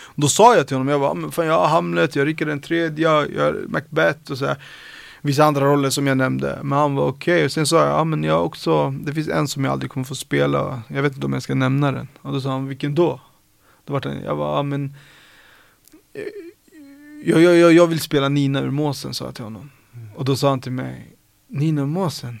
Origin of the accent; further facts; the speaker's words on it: Sollentuna, Stockholm County, Sweden; är uppvuxen på Sollentuna, eh, norr om Stockholm